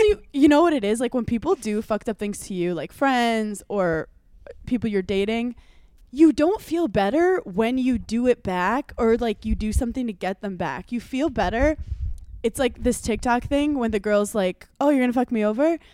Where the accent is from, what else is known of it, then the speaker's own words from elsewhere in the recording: New York, United States; As a New Yorker